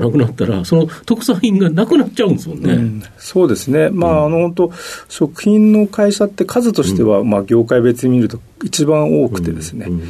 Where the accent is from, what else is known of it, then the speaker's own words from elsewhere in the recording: Sapporo, Hokkaido, Japan; also born or lived in Hakodate, Hokkaido; 北海道の函館で生まれで、札幌で育ちました。